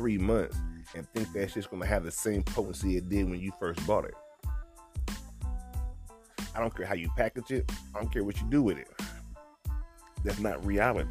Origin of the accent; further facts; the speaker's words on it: Georgia, United States; moved away; I'm from Georgia.